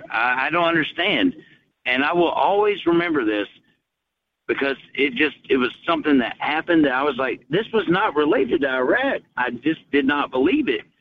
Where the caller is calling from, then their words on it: Chattanooga, Tennessee, United States; I'm … from